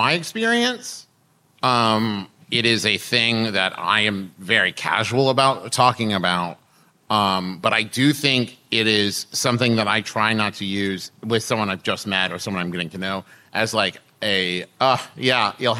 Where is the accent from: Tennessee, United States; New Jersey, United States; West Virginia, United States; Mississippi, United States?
West Virginia, United States; moved away as an adult; also born or lived in Oklahoma; I told someone I was from West Virginia